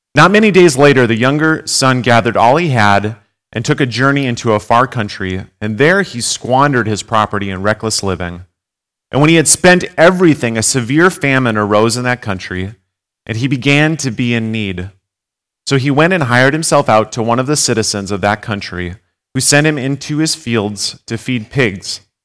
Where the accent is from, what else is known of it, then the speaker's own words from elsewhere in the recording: Gackle, North Dakota, United States; now in Jamestown, United States; I'm originally from Gackle, um, but live in Jamestown now